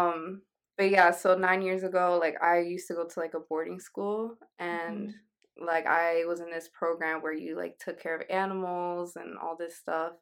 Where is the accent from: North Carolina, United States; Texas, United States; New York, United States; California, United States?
New York, United States; I'm from New York.